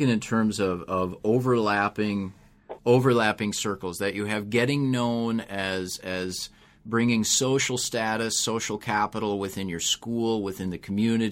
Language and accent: English; Minnesota, United States; moved away; I grew up in Minnesota